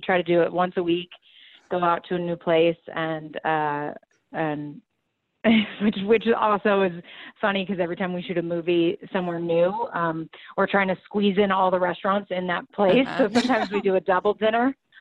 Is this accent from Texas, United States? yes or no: yes; Texas, United States; I'm definitely country girl at heart because I'm from Texas.